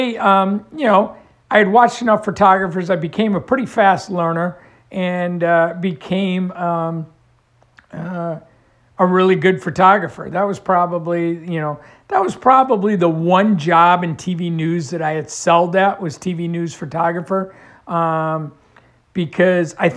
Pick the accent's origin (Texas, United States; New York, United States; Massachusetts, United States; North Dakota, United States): New York, United States; moved away as an adult; also born or lived in Tulsa, Oklahoma; a kid growing up in New York State